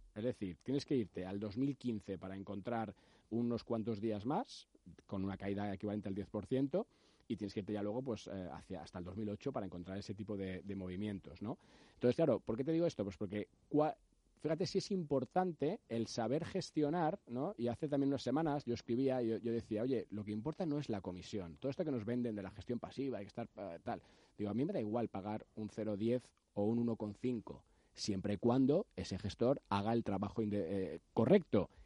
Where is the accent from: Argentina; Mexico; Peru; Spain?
Spain; como españoles